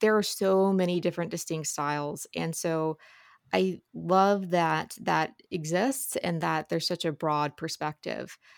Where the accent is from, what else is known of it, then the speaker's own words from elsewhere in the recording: Ohio side, Ohio River Valley, United States; So, I grew up on the Ohio side.